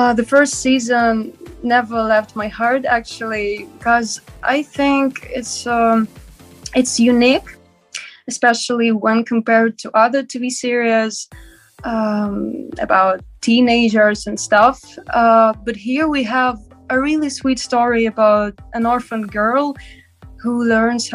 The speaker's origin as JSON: {"language": "English", "region": "Moscow", "country": "Russia", "tie": "born or raised there", "said": "I was born in Moscow, and I still live in Moscow, Russia"}